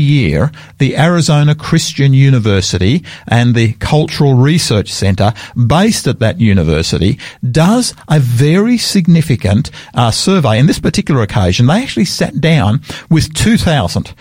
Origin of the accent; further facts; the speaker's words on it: Sydney, New South Wales, Australia; also born or lived in Tasmania / Queensland; now in Adelaide, Australia; I was born in Sydney in New South Wales